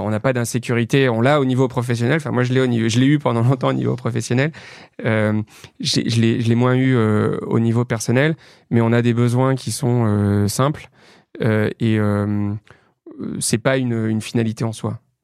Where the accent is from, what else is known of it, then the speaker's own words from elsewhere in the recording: Lyon, Auvergne-Rhône-Alpes, France; moved away as an adult; also born or lived in Paris; j'ai grandi dans la banlieue est de Lyon. et voilà, je suis resté à Lyon jusqu'à mes 20 ans